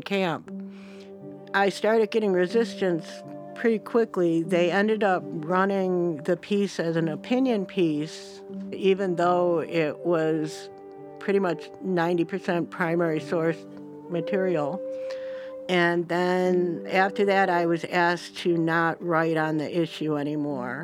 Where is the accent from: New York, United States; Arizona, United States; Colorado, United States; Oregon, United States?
New York, United States; now in Olympia, United States; I'm from New York